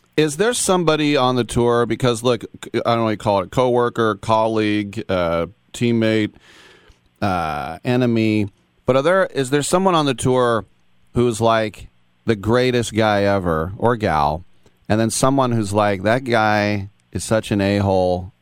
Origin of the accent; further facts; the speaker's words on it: East Bay, California, United States; I'm from the East Bay